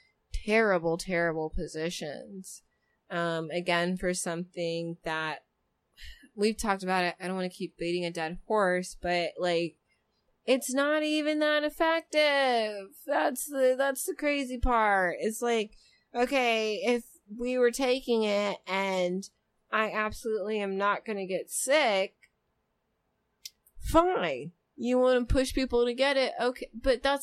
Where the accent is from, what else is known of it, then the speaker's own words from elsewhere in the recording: United States; we have as Americans